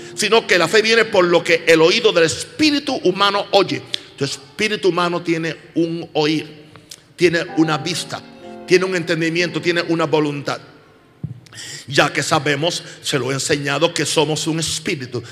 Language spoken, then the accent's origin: Spanish; United States; en mi país, Estados Unidos